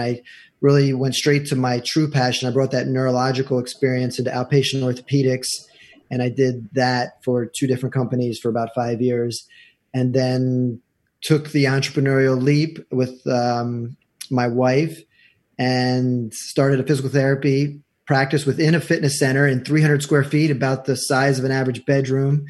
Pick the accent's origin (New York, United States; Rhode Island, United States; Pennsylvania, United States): Pennsylvania, United States; York; moved away as an adult; also born or lived in Jackson, Mississippi; now in New Jersey, United States; I'm a transplant. I'm from nice. York, Pennsylvania.